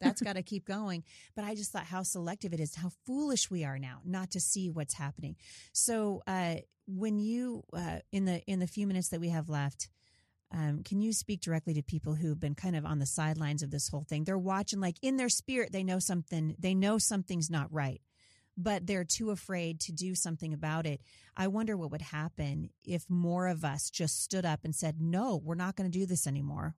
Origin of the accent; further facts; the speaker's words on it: Portland, Oregon, United States; I grew up in Portland